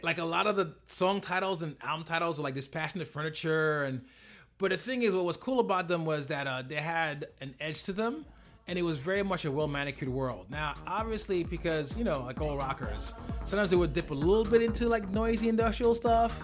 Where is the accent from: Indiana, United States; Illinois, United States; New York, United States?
New York, United States; New York City; I am from Brooklyn. I grew up in the crack era.